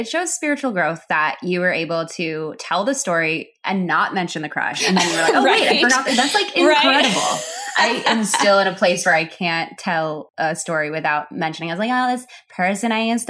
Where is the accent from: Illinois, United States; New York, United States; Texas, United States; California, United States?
Illinois, United States; Chicago; I grew up in Chicago, in the city of Chicago